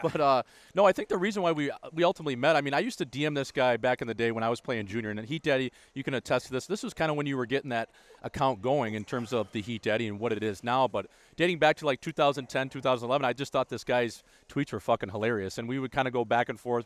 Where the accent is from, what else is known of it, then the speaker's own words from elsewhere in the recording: Wisconsin, United States; I'm from Wisconsin